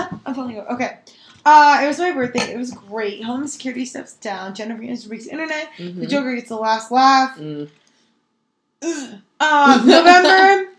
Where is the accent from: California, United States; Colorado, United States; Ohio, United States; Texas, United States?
Colorado, United States; Denver; I'm from Denver, Colorado.